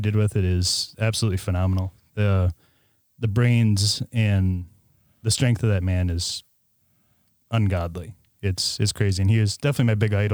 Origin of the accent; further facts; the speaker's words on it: Crandon, Wisconsin, United States; I was born and raised in the Crandon area here